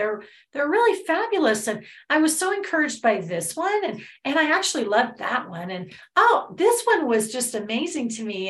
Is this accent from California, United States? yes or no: yes; Los Angeles, California, United States; growing up in Los Angeles